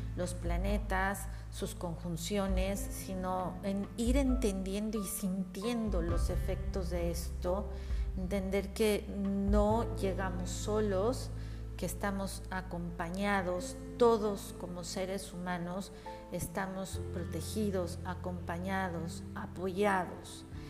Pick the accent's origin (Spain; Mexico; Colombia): Mexico